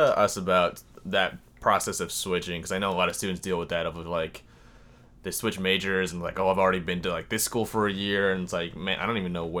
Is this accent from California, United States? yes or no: no; Sammamish, Washington, United States; moved away as an adult; because I'm from Sammamish